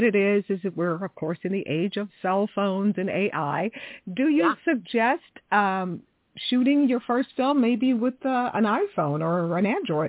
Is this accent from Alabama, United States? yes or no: no; Houston, Texas, United States; moved away; also born or lived in Dallas, Texas / Long Beach; I'm from Texas also, so we got two Texas girls. Yeah. I was born in Dallas, raised in Houston.